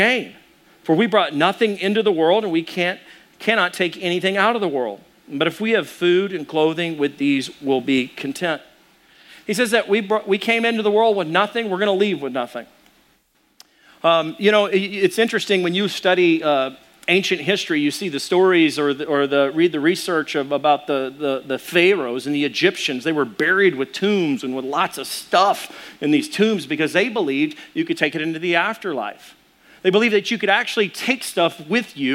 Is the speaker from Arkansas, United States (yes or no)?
yes; Arkansas, United States; I'm from Arkansas